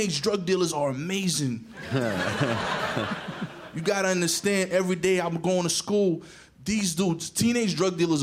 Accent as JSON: {"language": "English", "town": "New York City", "region": "New York", "country": "United States", "tie": "born or raised there", "said": "I'm from East New York, you know, and when you grow up in East New York, you tend to have a bit of an edge to you"}